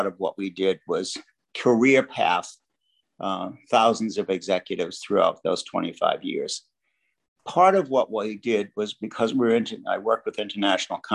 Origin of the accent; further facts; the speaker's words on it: Boston, Massachusetts, United States; moved away as an adult; also born or lived in Vermont / Miami / New York; I grew up in Boston and very much enjoyed living in the home of the Red Sox